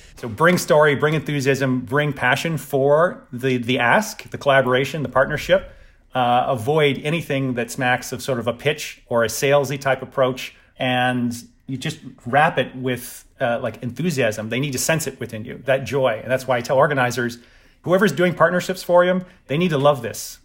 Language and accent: English; the South, United States; I'm from the South, and it's, we're very sort of traditional